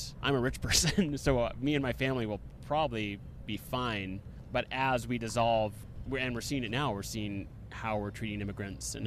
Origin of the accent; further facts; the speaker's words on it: New York, United States; also born or lived in New England (Maine, Vermont); my hometown in New York